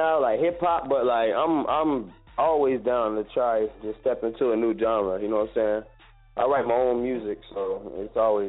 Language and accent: English; Florida, United States; Yeah, I mean, Florida boy swag.